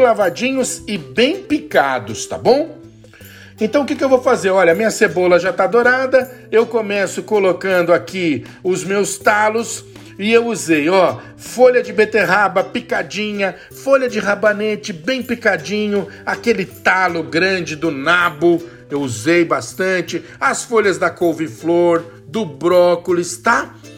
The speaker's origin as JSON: {"language": "Portuguese", "region": "São Paulo", "country": "Brazil", "said": "Eu sou de São Paulo, do Sudeste"}